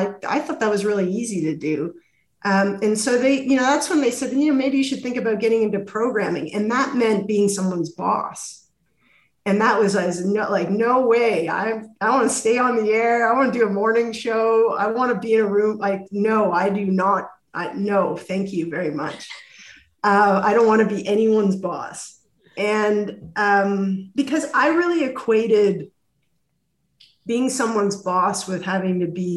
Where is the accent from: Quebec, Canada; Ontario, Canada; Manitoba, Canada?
Ontario, Canada; Toronto; also born or lived in Ottawa; I'm from Toronto